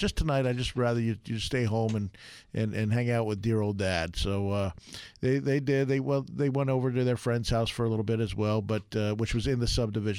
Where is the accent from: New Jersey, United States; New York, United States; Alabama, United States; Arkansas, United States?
New York, United States; moved away; I grew up in New York